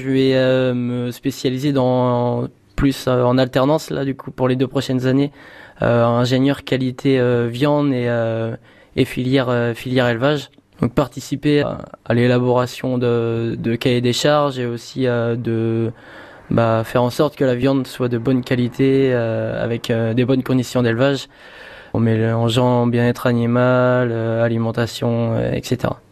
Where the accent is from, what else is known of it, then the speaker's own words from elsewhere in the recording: Laigné, Pays de la Loire, France; je suis de Laigné, donc dans le sud de Mayenne